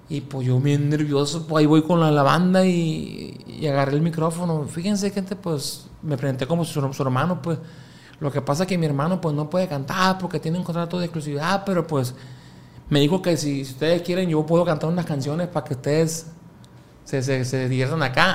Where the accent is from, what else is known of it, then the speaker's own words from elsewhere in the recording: Mazatlán, Sinaloa, Mexico; also born or lived in Chihuahua; Yo soy de aquí de Mazatlán, Sinaloa, pero mi carrera inició en Chihuahua, Chihuahua capital.